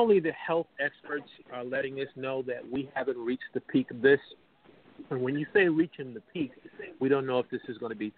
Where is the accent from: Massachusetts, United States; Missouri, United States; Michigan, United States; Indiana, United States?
Michigan, United States; Detroit; I hail from Detroit, Michigan